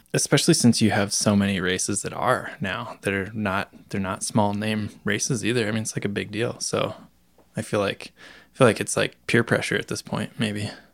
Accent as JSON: {"language": "English", "region": "Iowa", "country": "United States", "tie": "born or raised there", "moved": "yes", "said": "back in my home state of Iowa"}